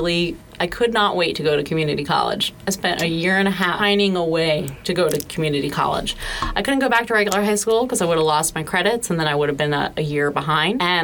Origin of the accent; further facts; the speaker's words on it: Southern New Jersey, United States; moved away as an adult; now in Florida, United States; I'm from Southern New Jersey, and I moved to Florida with my then fiance